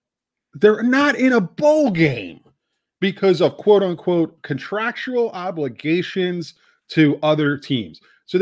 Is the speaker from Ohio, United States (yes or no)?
no; New Jersey, United States; also born or lived in Philadelphia, Pennsylvania; I'm a South Jersey guy.